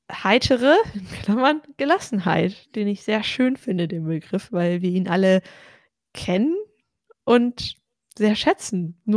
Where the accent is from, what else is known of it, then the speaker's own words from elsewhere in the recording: North Rhine-Westphalia, Germany; Ja, ich sage ja auch oft, ich komme aus Ostwestfalen, da ist das auch nicht so die Regel, dass man sich überschwänglich lobt.